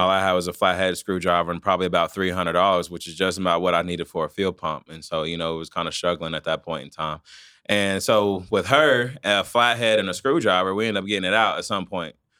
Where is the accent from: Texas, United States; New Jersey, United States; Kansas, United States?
Kansas, United States; Wichita; I'm born and raised from here.